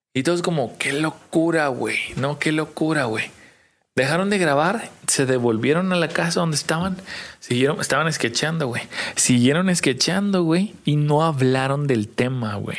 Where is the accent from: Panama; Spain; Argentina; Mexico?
Mexico; Tijuana, Baja California; somos de Tijuana